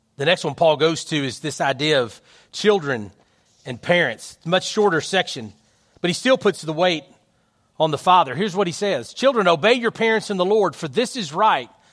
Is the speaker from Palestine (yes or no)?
no; United States; our country